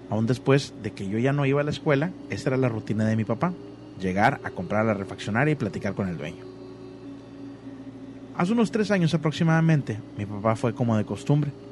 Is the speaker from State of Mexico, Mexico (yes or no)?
no; Mexico City, Mexico; Soy de Ciudad de México.